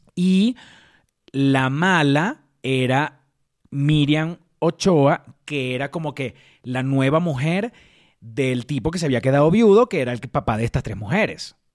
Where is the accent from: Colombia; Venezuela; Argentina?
Venezuela; moved away; extraño demasiado Venezuela